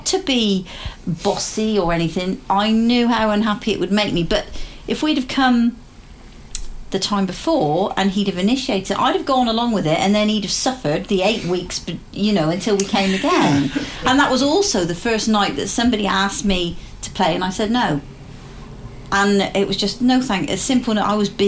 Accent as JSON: {"language": "English", "country": "United Kingdom", "said": "not worrying about being nice and being polite and saying yes and being British about all of it."}